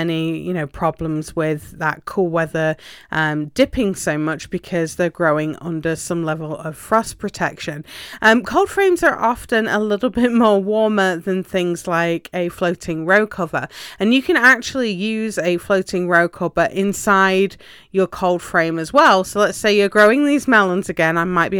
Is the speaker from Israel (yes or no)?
no; England, United Kingdom; Obviously, you know, I'm from England originally, and cold frames are a normal part and parcel of a garden there.